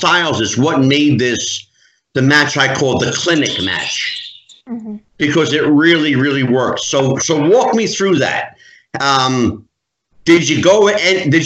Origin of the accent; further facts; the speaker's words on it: East Coast, United States; I grew up on the East Coast with Vince McMahon Sr.'s Worldwide Wrestling Federation